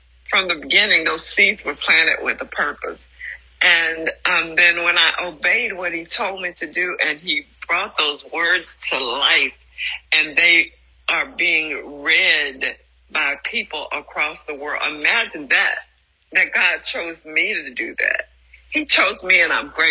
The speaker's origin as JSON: {"language": "English", "region": "Louisiana", "country": "United States", "tie": "born or raised there", "said": "The little timid girl brought up in Louisiana"}